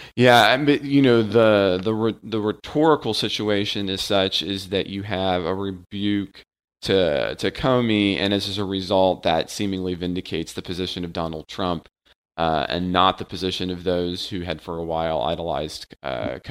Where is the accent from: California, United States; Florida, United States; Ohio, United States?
Ohio, United States; Cincinnati; moved away; my hometown and Ken's current hometown, uh, Ohio and Cincinnati